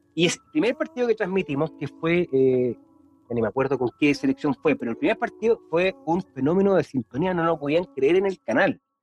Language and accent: Spanish; Chile; todos los que somos chilenos